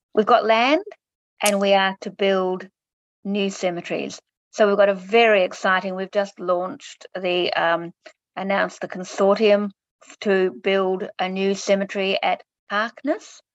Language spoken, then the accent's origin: English; Clayton, Victoria, Australia; I grew up in Clayton